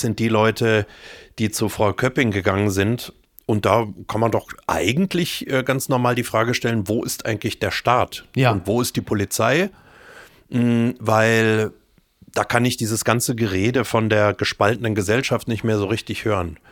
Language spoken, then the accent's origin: German; Düsseldorf, North Rhine-Westphalia, Germany; born or raised there; moved away; also born or lived in Meerbusch / Munich